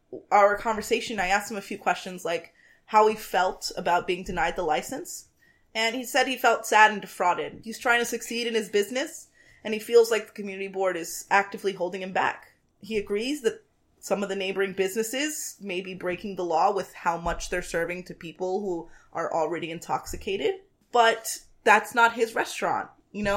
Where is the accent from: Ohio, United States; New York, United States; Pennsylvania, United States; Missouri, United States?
New York, United States; New York City; We are both native Bronxites